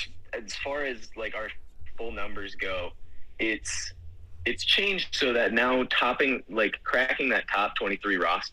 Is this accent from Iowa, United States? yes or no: yes; Iowa, United States; a lot of guys that come from a similar background from me, where I came from Iowa high school rugby, represent.